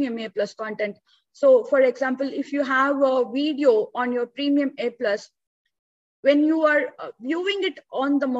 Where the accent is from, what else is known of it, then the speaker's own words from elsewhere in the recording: India; So I'm born and brought up in India. I still live in India.